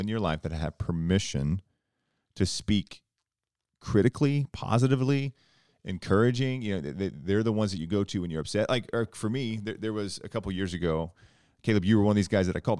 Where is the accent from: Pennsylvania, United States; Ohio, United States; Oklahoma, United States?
Oklahoma, United States; South Central; I grew up in a small town in Oklahoma, South Central Oklahoma